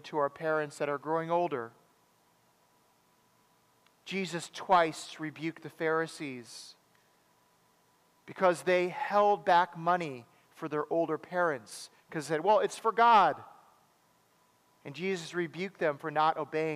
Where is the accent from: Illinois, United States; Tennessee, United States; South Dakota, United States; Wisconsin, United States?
Wisconsin, United States; Madison; I grew up in Madison